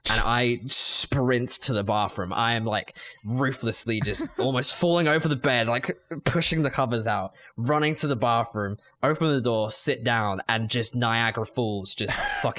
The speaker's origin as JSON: {"language": "English", "region": "England", "country": "United Kingdom", "said": "See, I'm English, swagger."}